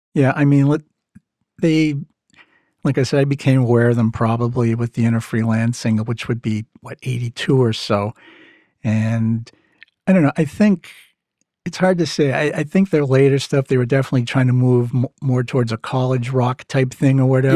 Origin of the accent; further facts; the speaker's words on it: Massachusetts, United States; accent: Mass; my mass accent